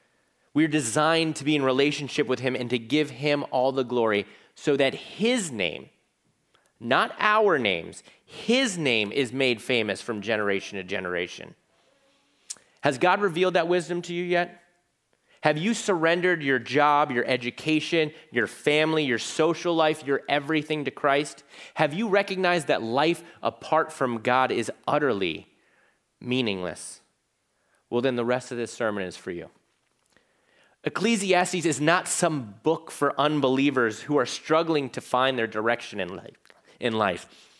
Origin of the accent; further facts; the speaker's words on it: Virginia Beach, Virginia, United States; because I'm from Virginia Beach, Virginia. Half of it's Navy. Half of my church growing up was Navy.